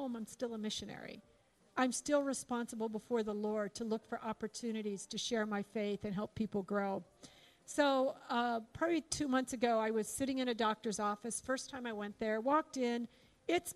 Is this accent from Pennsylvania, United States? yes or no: yes; Pittsburgh, Pennsylvania, United States; moved away; I'm from Pittsburgh.